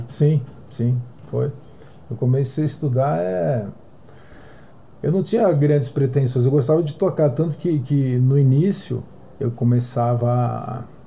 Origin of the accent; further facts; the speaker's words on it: Santos, São Paulo, Brazil; eu sou de Santos